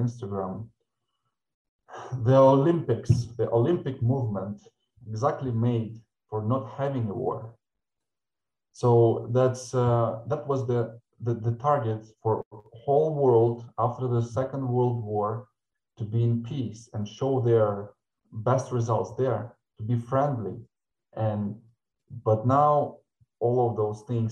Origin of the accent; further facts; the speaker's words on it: Murmansk, Murmansk Oblast, Russia; also born or lived in Sevastopol, Crimea; now in Ukraine; Then I moved with my parents to north of Russia, to Murmansk, and I started swim even in Russia in my life